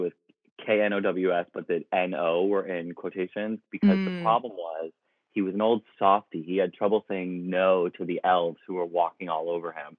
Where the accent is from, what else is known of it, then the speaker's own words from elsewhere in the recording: Ohio, United States; I grew up in Ohio